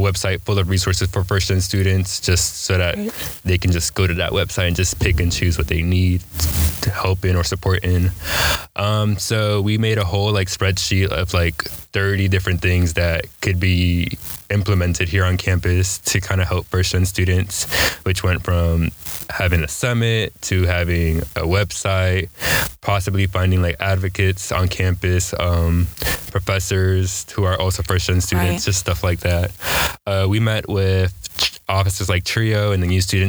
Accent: Raleigh, North Carolina, United States; also born or lived in New York; I'm from Raleigh, North Carolina, originally from New York, moved here when I was 10

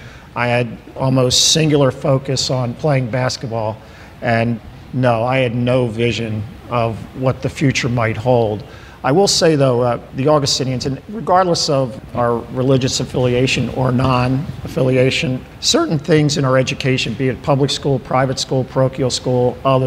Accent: Ocean City, New Jersey, United States; moved away as an adult; also born or lived in Delaware County, Pennsylvania / Portland, Oregon; now in Ardmore, United States; So I grew up in Ocean City, New Jersey.

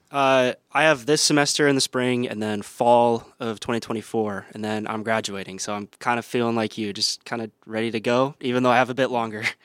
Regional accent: Waukee, Iowa, United States; also born or lived in Sacramento, California / Cedar Rapids, Iowa; I was born in Sacramento, raised there for, uh, a few years, then moved out to Iowa for my dad's job. Um, went to, like, elementary, middle school in Cedar Rapids, and then moved to Waukee, Iowa, Um, went to high school there

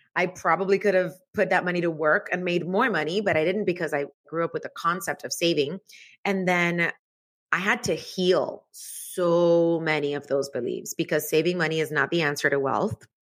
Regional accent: Cuba; moved away; I was born in Cuba, so the whole concept of money was this really confusing thing 'cause we didn't have any

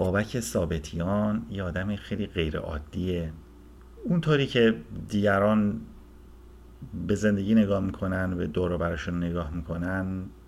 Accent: Sari, Mazandaran, Iran; also born or lived in Tehran; متولد 1355 خورشیدی در شهر ساری متولد شدم

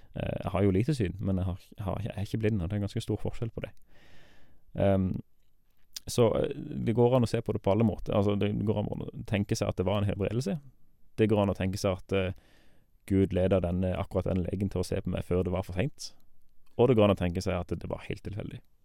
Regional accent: Farsund, Agder, Norway; Jeg er 35 år gammel. Eh, jeg kommer fra Farsund

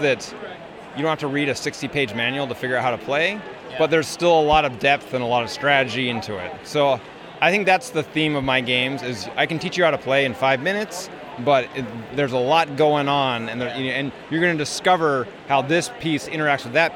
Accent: Salt Lake City, Utah, United States; I'm from Salt Lake City.

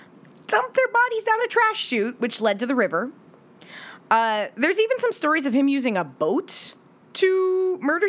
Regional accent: Washington, United States; I keep returning to the stories of my home state.

